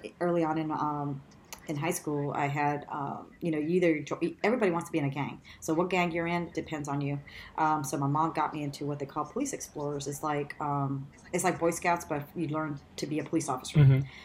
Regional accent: Los Angeles, California, United States; I grew up in East

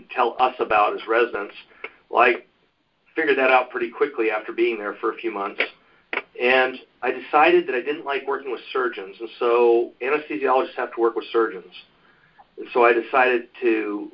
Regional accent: Pacific Northwest, United States; moved away as an adult; also born or lived in Oregon / California; now in Ohio, United States; I was born in Oregon. I was raised most of my life in the Pacific Northwest

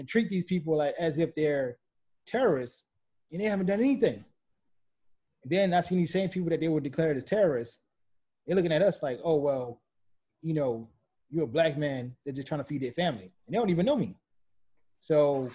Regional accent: New Orleans, Louisiana, United States; growing up in New Orleans

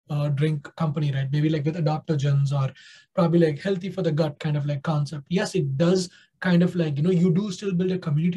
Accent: India; being an Indian myself

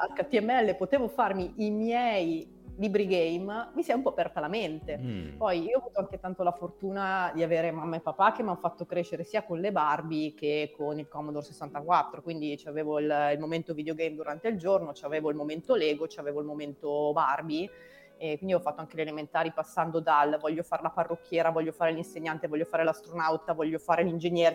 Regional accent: Novara, Piedmont, Italy; Io sono originaria di Novara, quindi ho fatto le ah, scuole

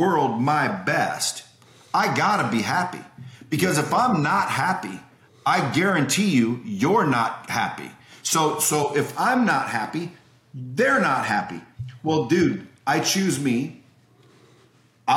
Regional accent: United States; I'm American.

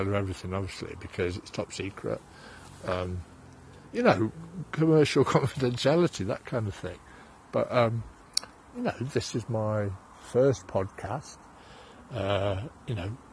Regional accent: Nottingham, East Midlands, United Kingdom; moved away as an adult; also born or lived in Derby / Black Country; now in South Wales, United Kingdom; South Wales, where I live, where I've fetched up after, you know, growing up in Nottingham

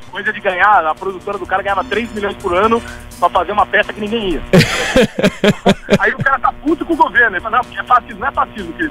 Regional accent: São Paulo, Brazil; moved away as an adult; now in Rio de Janeiro, Brazil; Eu sou de São Paulo, né? Moro aqui há oito anos.

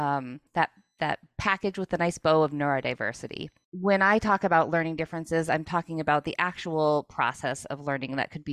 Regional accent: New England, United States; I grew up in the New England area as a child with learning disabilities

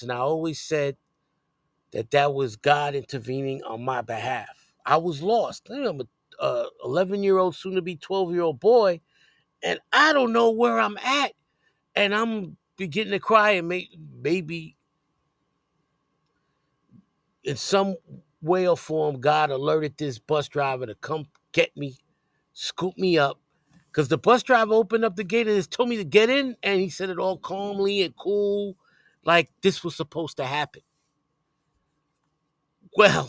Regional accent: New York City, New York, United States; growing up on Elder Westchester and going to school over there.

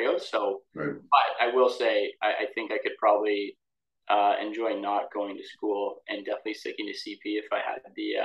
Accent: Windsor, Ontario, Canada; There wasn't really anyone in my territory, which was kind of good because I had the entire Windsor area to operate in.

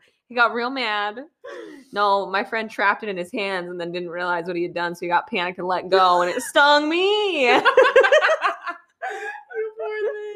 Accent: Northern Utah, United States; I was born and raised in Northern Utah

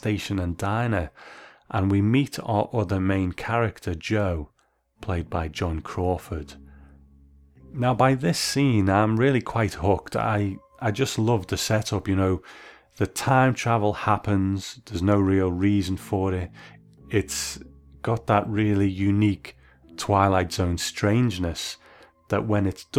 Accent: United Kingdom; As a Brit

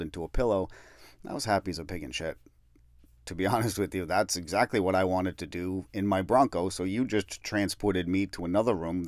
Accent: Peabody, Massachusetts, United States; the town that I grew up in Peabody

